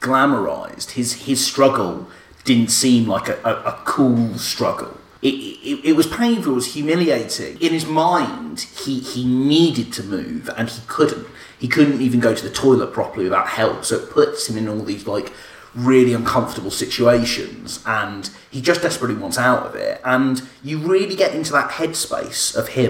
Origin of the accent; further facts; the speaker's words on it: United Kingdom; I'm British and I love being British.